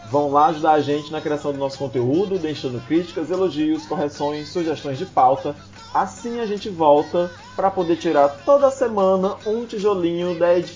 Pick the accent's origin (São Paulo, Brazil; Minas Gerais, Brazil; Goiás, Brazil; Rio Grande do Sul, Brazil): Goiás, Brazil; Cavalcante; Eu sou de Cavalcante